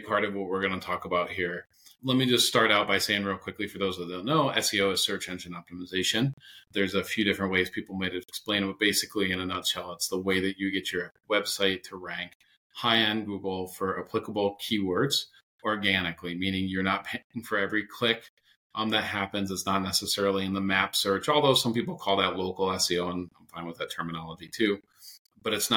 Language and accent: English; Northeast, United States; I'm from the Northeast here in the United States